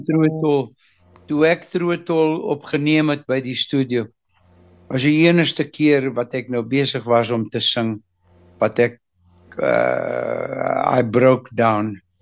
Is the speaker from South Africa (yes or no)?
no; Mozambique; ek is in nogal in Mosambiek gebore